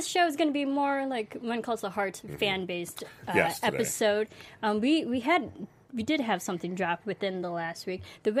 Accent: United States; I'm American.

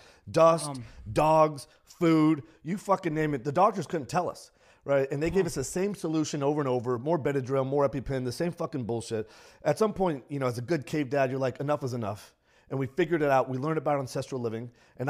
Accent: San Antonio, Texas, United States; It was in San Antonio, not in a good neighborhood in San Antonio.

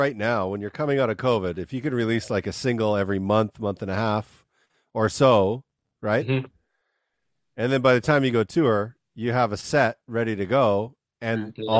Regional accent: Canada; now in United States; I live in the U.S., but I'm from Canada

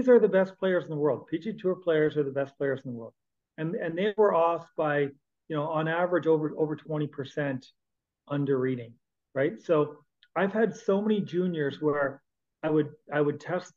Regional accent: Canada; As a Canadian

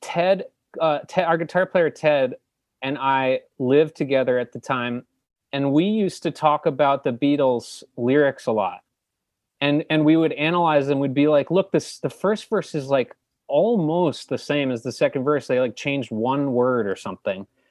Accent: New Jersey, United States; they put me up for the governor's school in New Jersey

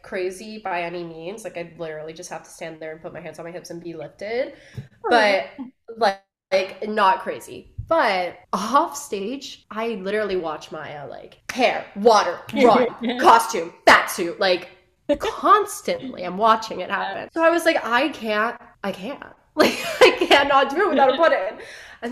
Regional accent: Miami, Florida, United States; born or raised there

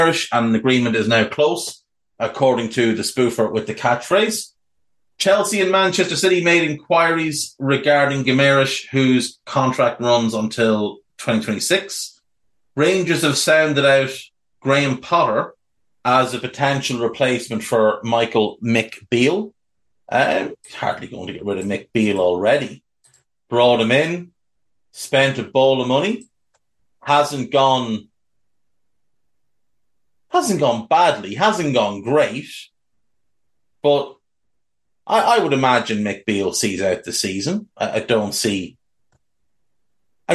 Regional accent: Navan, Leinster, Ireland; my hometown of Navan

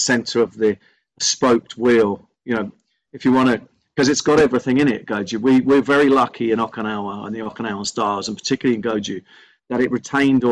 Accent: Belfast, Northern Ireland, United Kingdom; also born or lived in Limavady; I'm from Belfast originally, Northern Irish family

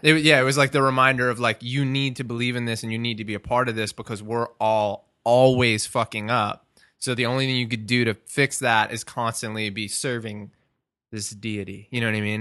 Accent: Merrick, New York, United States; also born or lived in Long Beach, New York; I'm originally from Merrick, but I lived in Long Beach for the past, like, three years

